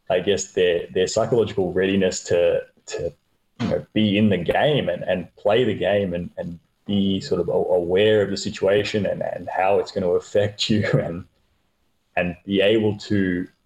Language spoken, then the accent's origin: English; Queensland, Australia; As a, as a Queenslander, uh, I get out a lot of hiking, that sort of thing.